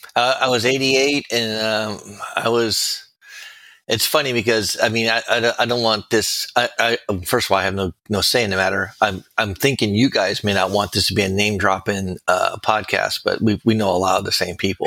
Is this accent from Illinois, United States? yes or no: no; Miami, Florida, United States; also born or lived in New Haven, Connecticut; I was born and raised in Miami